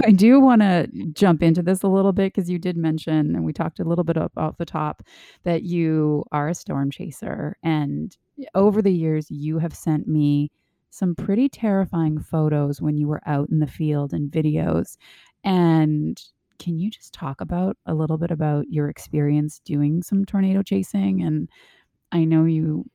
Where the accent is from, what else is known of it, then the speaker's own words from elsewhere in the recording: Canada; I grew up in Canada